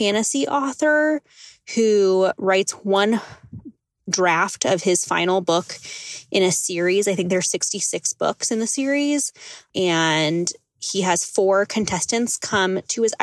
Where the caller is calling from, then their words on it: Oregon, United States; I'm calling from Oregon.